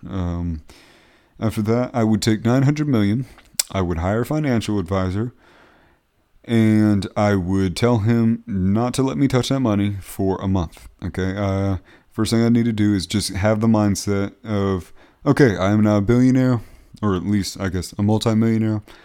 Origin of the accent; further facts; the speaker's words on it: Beaufort, South Carolina, United States; moved away; my hometown of Beaufort, South Carolina